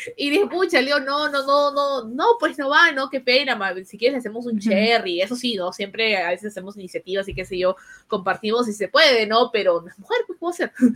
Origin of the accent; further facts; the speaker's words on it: Lima, Peru; moved away as an adult; also born or lived in Trujillo; now in Israel; nos mudamos a Trujillo con mis papás. vivíamos en Lima, fue como que mi primera migración